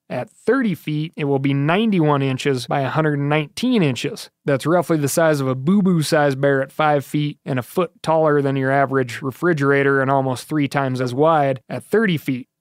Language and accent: English; Montana, United States; Growing up in Montana, I spent a lot of time in the woods